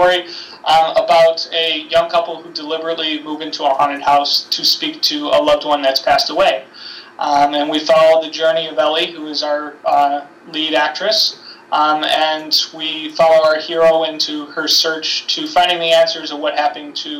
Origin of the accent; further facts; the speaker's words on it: Buffalo, New York, United States; I'm able to stay at my hometown